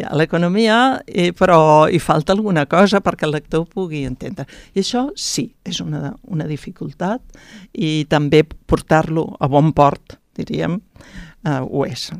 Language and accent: Catalan; Pallars, Catalonia, Spain; also born or lived in Tremp; now in Barcelona, Spain; jo mateixa, que sóc del Pallars